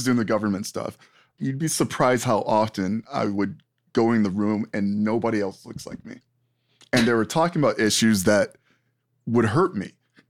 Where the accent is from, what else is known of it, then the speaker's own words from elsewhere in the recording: New York, United States; I'm from New York and you're from PA.